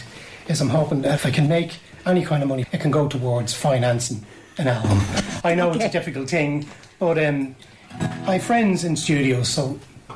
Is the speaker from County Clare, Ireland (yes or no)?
no; Drogheda, County Louth, Ireland; moved away as an adult; now in Donore, Ireland; I'm from Drogheda, County Loud, although I'm now living in Donore, in County Meath